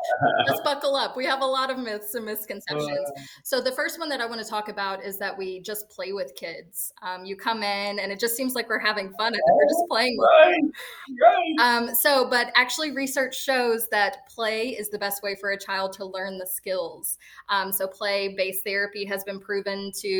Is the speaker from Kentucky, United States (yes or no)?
yes; Lewisport, Kentucky, United States; now in Florida, United States; growing up in small town Kentucky, I grew up in Lewisport